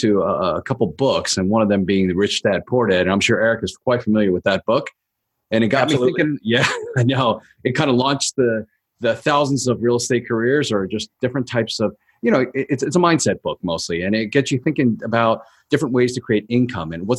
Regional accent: Baltimore, Maryland, United States; moved away as an adult; now in Los Angeles, United States; I'm from Baltimore, Maryland.

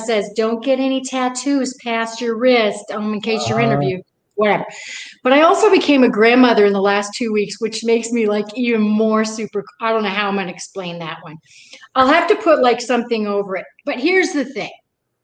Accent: New England, United States; I'm from New England

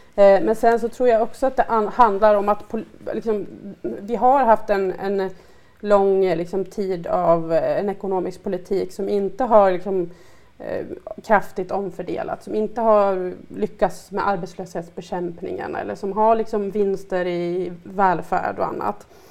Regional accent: Sandviken, Gävleborg County, Sweden; moved away as an adult; now in Stockholm, Sweden; jag är ju från Sandviken från början och jag har ju hela min familj boende där. Och jag var ju en som, en som blev kvar egentligen för att jag eh, bodde ju där tills jag var 23

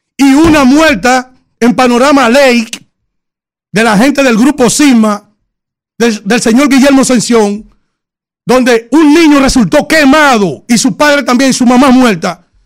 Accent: San Cristóbal, Dominican Republic; mi pueblo, en mi provincia de San Cristóbal

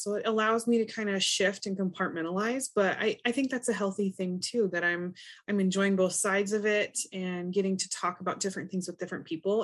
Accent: Montana, United States; I'm from Montana

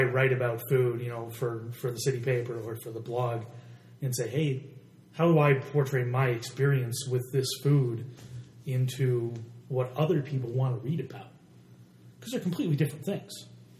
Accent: Buffalo, New York, United States; also born or lived in Rochester; Yeah, growing up in Buffalo and Rochester

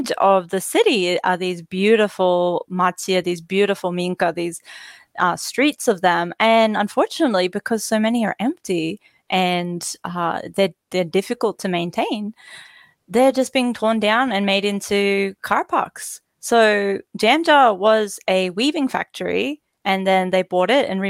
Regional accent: Australia

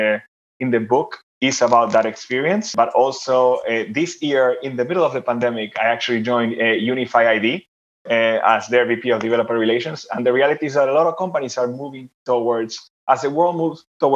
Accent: Argentina; moved away; I'm originally from Argentina, in case you were wondering where my name and accent is from.

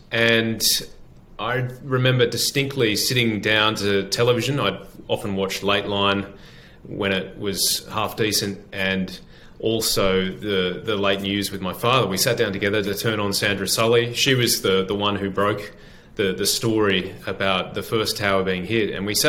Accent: Sydney, New South Wales, Australia; I grew up in Sydney, in suburban Sydney, in the suburb of Ashfield. I went to school there and then also in the eastern suburbs as well.

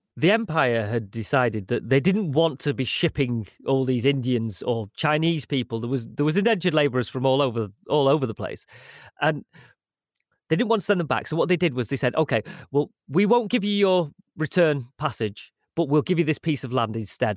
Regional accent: Manchester, North West England, United Kingdom; I spent a lot of time growing up in Moss Side

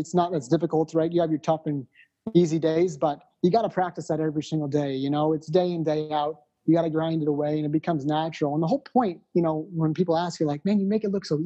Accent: Arizona, United States; I grew up in Arizona

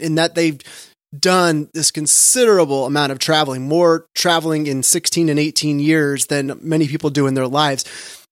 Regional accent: California, United States; I grew up in California.

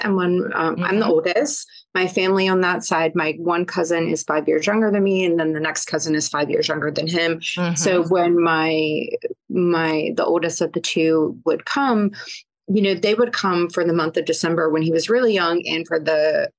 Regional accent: Yorktown, Virginia, United States; moved away as an adult; also born or lived in New York City; now in San Francisco, United States; grew up in a part of Virginia that it's essentially the historic triangle. So Yorktown, Williamsburg, Jamestown. I grew up in Yorktown, Virginia.

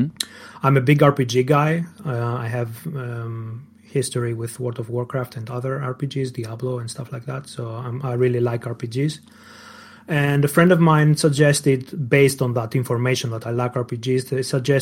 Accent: Greece; English is a second language; moved away as an adult; now in Germany; Greece. I come from Greece.

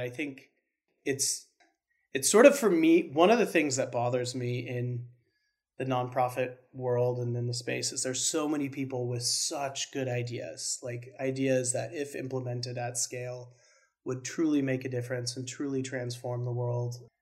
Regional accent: Spokane, Washington, United States; moved away as an adult; move back home to my hometown in Spokane

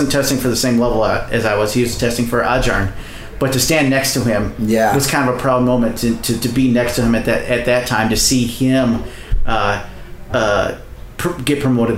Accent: Rock Island, Illinois, United States; also born or lived in Moline, Illinois; now in Minneapolis, United States; So I grew up in Northwest Illinois. It's called the Quad Cities. I grew up in Rock Island and Moline.

